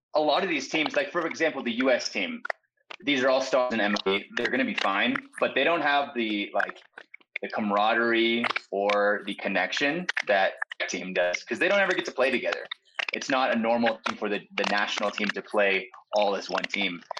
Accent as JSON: {"language": "English", "region": "Texas", "country": "United States", "said": "I'm from Texas, so football is massive in Texas."}